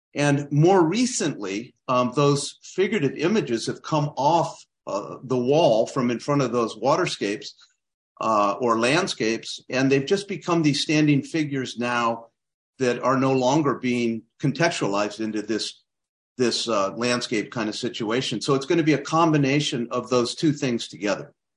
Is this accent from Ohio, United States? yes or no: no; Claremont, California, United States; also born or lived in Kansas City / Berkeley / Alfred, New York / Santa Cruz; I grew up down in Claremont, California, uh, about thirty miles east of L A.